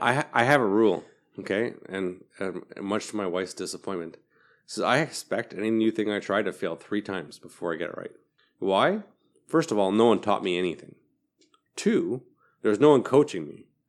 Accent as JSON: {"language": "English", "region": "Manitoba", "country": "Canada", "said": "I'm, I'm I'm from Manitoba"}